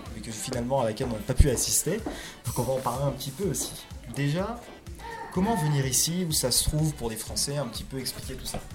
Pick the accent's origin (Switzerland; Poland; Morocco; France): France; Paris, Île-de-France; Moi je suis originaire de Paris